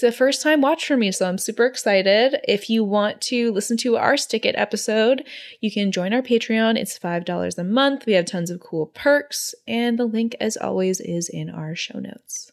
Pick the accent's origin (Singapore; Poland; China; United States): Singapore; growing up in Singapore when I was 14